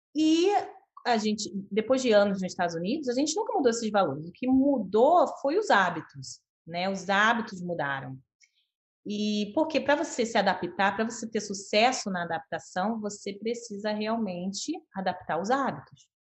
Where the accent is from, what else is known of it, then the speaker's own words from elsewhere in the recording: Rio de Janeiro, Brazil; moved away as an adult; also born or lived in United States / São José dos Campos / Canada; eu nasci e cresci no Rio de Janeiro